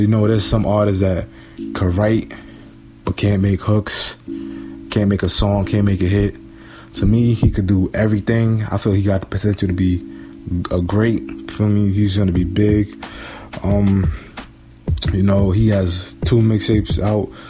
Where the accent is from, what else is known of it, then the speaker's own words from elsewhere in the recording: New York City, New York, United States; I'm from New York, of course, Brooklyn to be specific